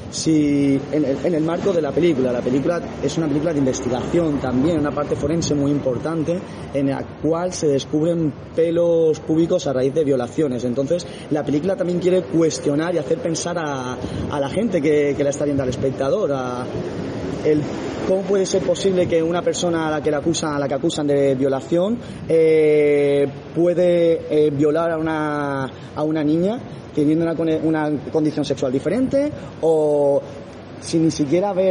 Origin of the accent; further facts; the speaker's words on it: Rota, Andalusia, Spain; yo, por ejemplo que soy de, de Rota, de una escuela en la cual estoy acostumbrado a interiorizar